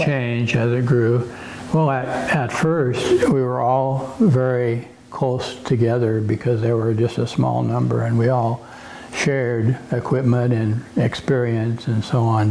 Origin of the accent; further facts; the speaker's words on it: Yakima, Washington, United States; now in Oregon, United States; I grew, I grew up in Yakima